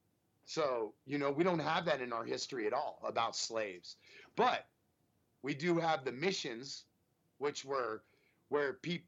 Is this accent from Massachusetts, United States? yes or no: no; San Francisco Bay Area peninsula, California, United States; now in Texas, United States; I'm not from Texas, man. I grew up in fucking California. We grew up in the San Francisco Bay, dude. You know, so fucking we're from the peninsula of the Bay Area